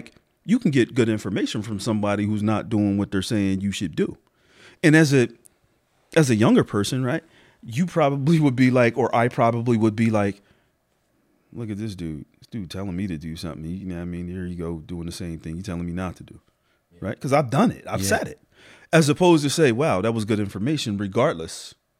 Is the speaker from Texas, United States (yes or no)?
no; Harrisburg, Pennsylvania, United States; I am from Harrisburg. Harrisburg? Born and raised. Yep. Hall Manor, South Side.